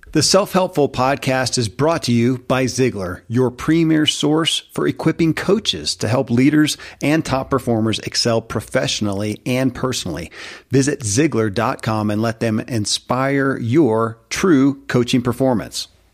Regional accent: Kentucky, United States; born or raised there

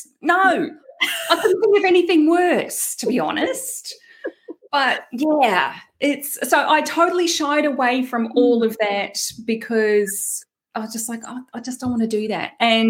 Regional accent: New Zealand; accent: Kiwi twang; now in Australia; My first disclaimer is that I live in Australia, but I'm actually a Kiwi. So if anyone is picking up on that little twang in my accent, that's why. I've got a hybrid thing going on.

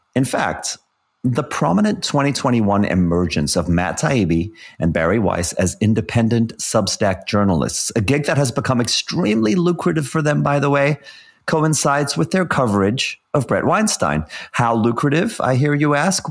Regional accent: South Africa; growing up in South Africa in the seventies and eighties

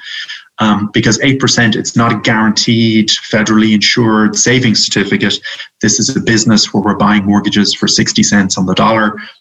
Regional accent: Ireland; moved away as an adult; now in United States; I'm Irish

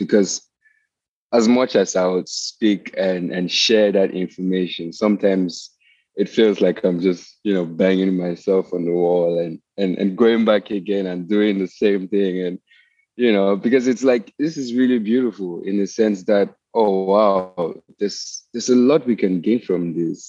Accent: Cameroon; moved away as an adult; now in United States; I grew up in Cameroon, which is like in West Africa, and then I came here to the US

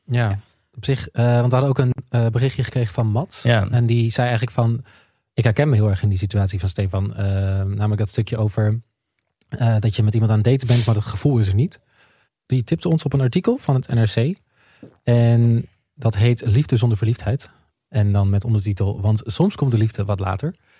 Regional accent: Twente, Overijssel, Netherlands; moved away; in Twente noemen, waar ik vandaan kom?

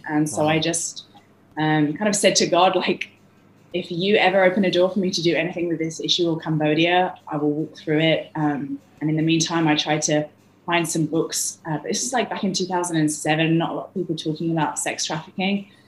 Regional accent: London, United Kingdom; moved away; I'm from London

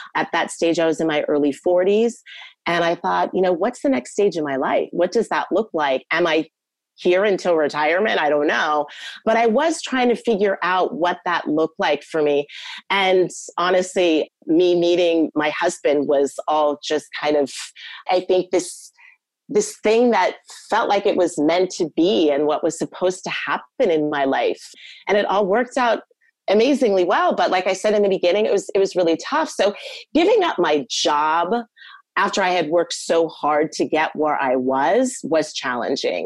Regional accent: United States; first language English; moved away as an adult; also born or lived in New York City; now in Germany; I'm American, I'm a native English speaker

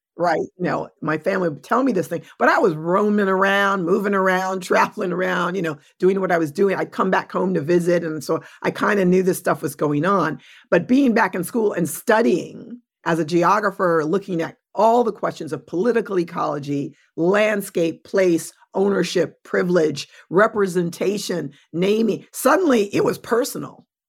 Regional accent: New York City, New York, United States; I was born in New York City, adopted through Spence Chapin

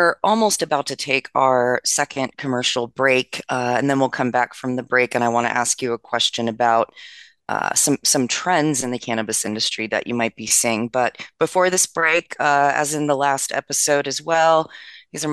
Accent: Maryland, United States; My home state, Maryland

